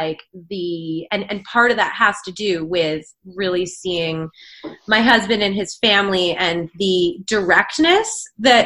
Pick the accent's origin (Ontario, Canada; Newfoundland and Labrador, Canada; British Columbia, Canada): British Columbia, Canada; Vancouver Island; also born or lived in Northern England; I was actually born in Northern England and I moved to Vancouver Island when I was one. So I didn't grow up there